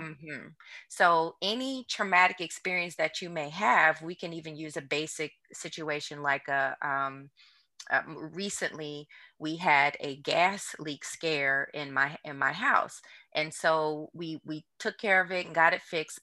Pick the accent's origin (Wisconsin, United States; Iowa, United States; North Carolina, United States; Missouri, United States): Missouri, United States; St. Louis; moved away as an adult; also born or lived in New Orleans, Louisiana; now in Houston, United States; I'm originally from Saint Louis, Missouri, and then I left Saint Louis to come to New Orleans for college